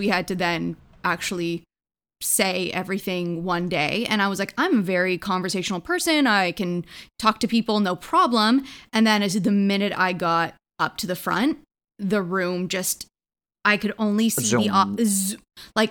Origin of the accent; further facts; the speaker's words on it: Hamilton, Ontario, Canada; we're from Hamilton